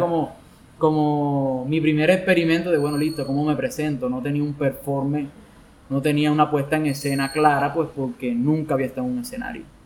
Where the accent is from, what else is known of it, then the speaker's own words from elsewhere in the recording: Sincelejo, Sucre, Colombia; soy de Cincelejo